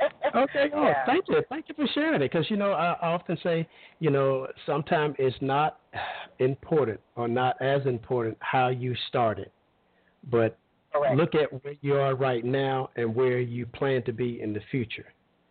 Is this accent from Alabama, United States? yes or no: yes; Alabama, United States; moved away; I'm originally from Alabama, a small hometown. Everybody knows everybody.